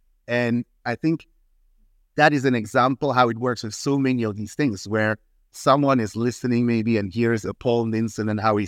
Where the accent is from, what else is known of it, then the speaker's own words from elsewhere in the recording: Ghana; also born or lived in Switzerland; I introduce myself as Ghanaian Swiss. I grew up as